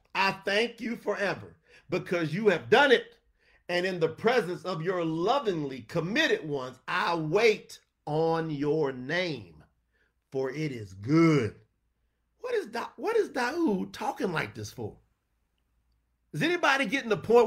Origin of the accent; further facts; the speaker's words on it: New York City, New York, United States; I was born in Harlem.